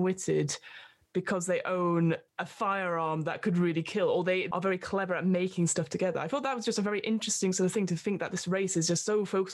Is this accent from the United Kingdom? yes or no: yes; United Kingdom; we are British